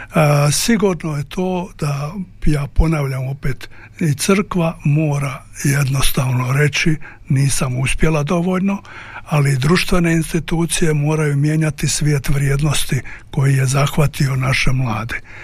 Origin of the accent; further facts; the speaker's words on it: Croatia; mi smo Hrvati tradicionalisti, pretežno